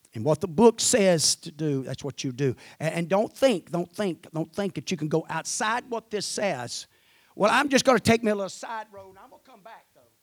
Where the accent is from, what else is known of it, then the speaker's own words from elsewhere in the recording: Mississippi, United States; I'm from Mississippi.